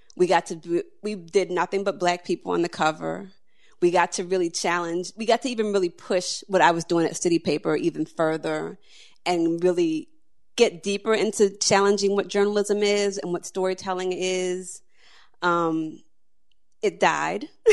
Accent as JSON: {"language": "English", "town": "Annapolis", "region": "Maryland", "country": "United States", "tie": "born or raised there", "said": "I was a little girl who, growing up in Annapolis"}